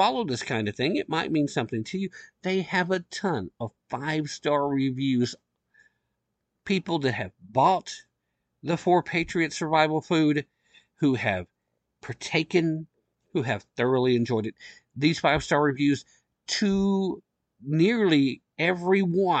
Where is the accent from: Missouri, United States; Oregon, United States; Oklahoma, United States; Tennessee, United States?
Tennessee, United States; diehard Tennessee right here